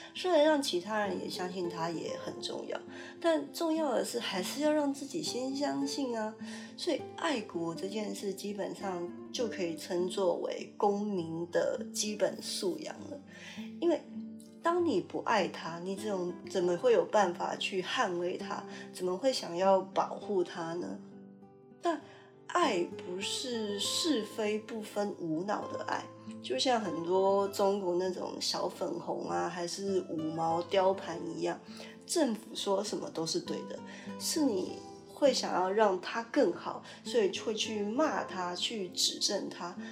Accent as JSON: {"language": "Chinese", "country": "Taiwan", "moved": "as an adult", "lives_now": "Canada", "said": "就像我因为其他私人的条件因素必须常年待在加拿大，也不会让我觉得我自己就变成一个加拿大人啊，我还是一个台湾人，只是住在加拿大而已"}